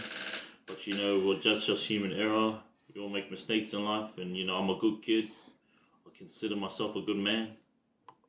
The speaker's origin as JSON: {"language": "English", "town": "Brisbane", "region": "Queensland", "country": "Australia", "tie": "born or raised there", "said": "Australian born, Brisbane district"}